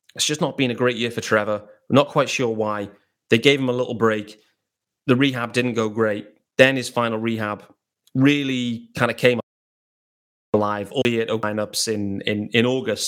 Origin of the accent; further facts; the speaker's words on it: England, United Kingdom; I'm based out in England. I'm British.